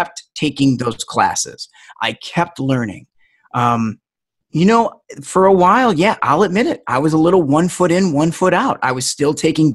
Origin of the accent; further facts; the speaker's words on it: Detroit, Michigan, United States; growing up in Detroit